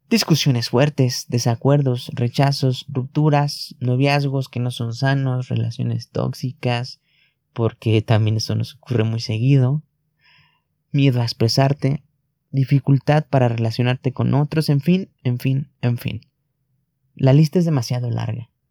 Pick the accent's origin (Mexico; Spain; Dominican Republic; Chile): Mexico; Tan solo en mi país, en México, al menos 16 millones de personas padecen trastornos de ansiedad generalizada y depresión.